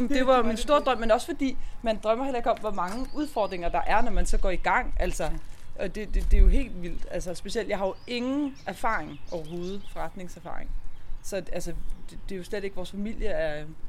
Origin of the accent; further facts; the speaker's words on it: Borre near Præstø, Zealand, Denmark; moved away as an adult; also born or lived in Copenhagen; Jeg er vokset op her